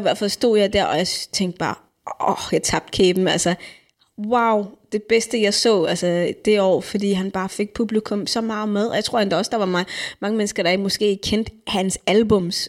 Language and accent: Danish; Denmark; jeg kommer her som dansker